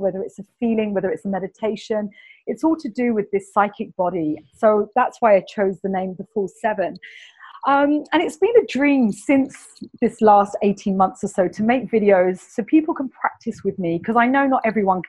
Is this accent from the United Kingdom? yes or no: yes; London, United Kingdom; accent: Cockney English; my Cockney English accent